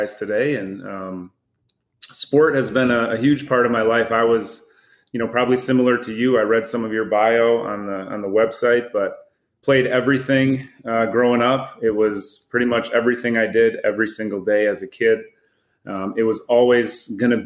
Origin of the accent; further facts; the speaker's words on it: West Michigan, United States; I grew up in West Michigan